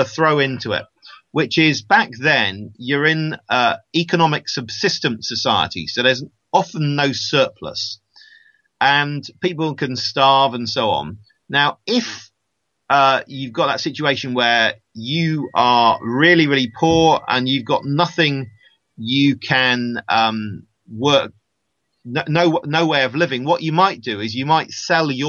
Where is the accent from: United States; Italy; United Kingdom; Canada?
United Kingdom; I'm a Brit